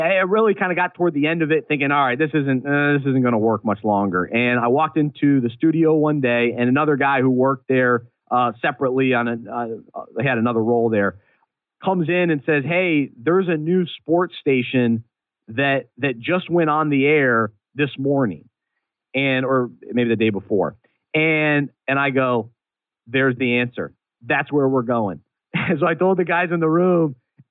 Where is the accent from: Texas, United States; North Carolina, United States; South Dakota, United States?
North Carolina, United States; Charlotte; the skyline of Charlotte, my hometown